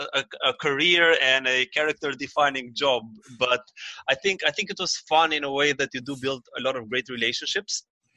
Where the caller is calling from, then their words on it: Toronto, Ontario, Canada; Well, I'm calling from Toronto, and I'm just working out of my home office for today.